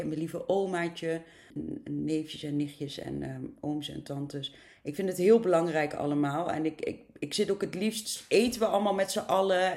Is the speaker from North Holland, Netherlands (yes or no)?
no; near Arnhem, Gelderland, Netherlands; Het klopt dat ik uit het oosten van het land kom, in de buurt van Arnhem.